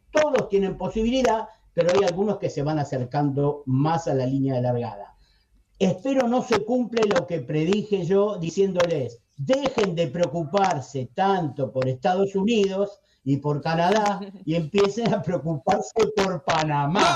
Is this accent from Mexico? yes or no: no; Argentina; acá en Argentina